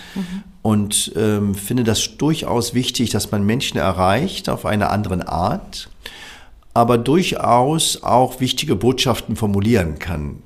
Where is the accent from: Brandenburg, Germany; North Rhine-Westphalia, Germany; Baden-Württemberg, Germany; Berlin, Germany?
Berlin, Germany; Also ich bin ja im Wedding aufgewachsen